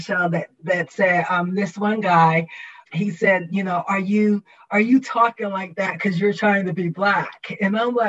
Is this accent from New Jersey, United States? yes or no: yes; Trenton, New Jersey, United States; also born or lived in South Carolina; I'm from Trenton, New Jersey, by way of South Carolina.